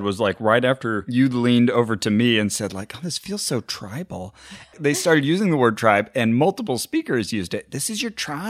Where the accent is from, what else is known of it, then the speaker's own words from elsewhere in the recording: Burbank, California, United States; I don't know, I'm from Burbank.